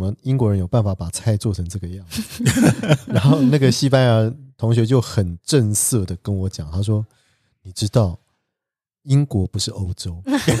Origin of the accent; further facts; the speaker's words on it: Taiwan; also born or lived in France; 我们台湾人就觉得说，你一定要热热的才是一餐嘛，